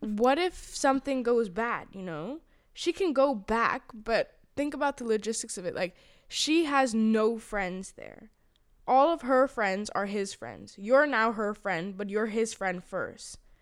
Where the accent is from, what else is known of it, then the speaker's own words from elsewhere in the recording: Thailand; now in Amsterdam, Netherlands; because I'm Thai, and then when they find out that I'm Thai